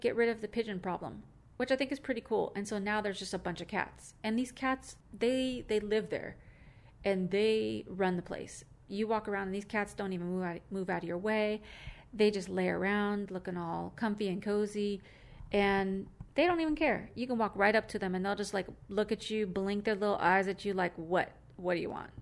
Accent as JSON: {"language": "English", "region": "California", "country": "United States"}